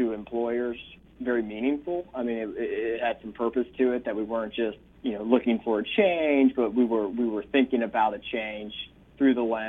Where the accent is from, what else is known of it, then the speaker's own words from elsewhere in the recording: Lexington, Kentucky, United States; moved away as an adult; also born or lived in Nashville, Tennessee; we're both from Lexington, Kentucky, and Lexington's always been a special place for us